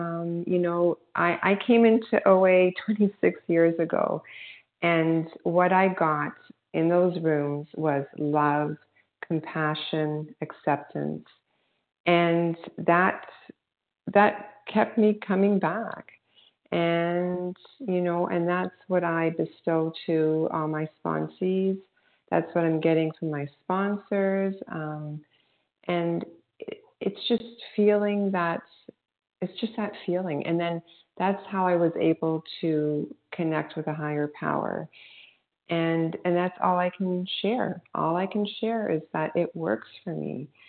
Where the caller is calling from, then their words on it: Toronto, Ontario, Canada; I'm calling from Toronto, Canada